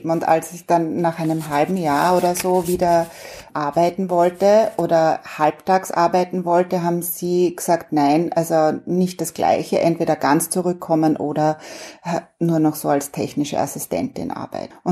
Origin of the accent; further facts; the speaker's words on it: Vienna, Austria; ich bin ja Wienerin äh, ursprünglich und ich bin als Kind überhaupt nicht Rad gefahren.